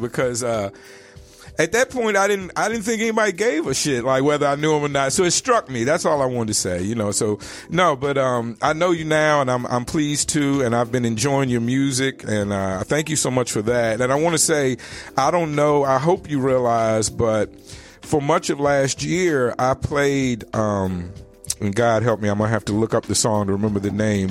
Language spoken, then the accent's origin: English; Richmond, Virginia, United States; in Richmond, my, the city, my hometown